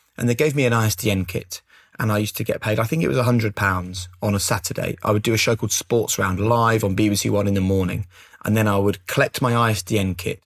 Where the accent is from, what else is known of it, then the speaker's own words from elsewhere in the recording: Norwich, East of England, United Kingdom; moved away; growing up in Norwich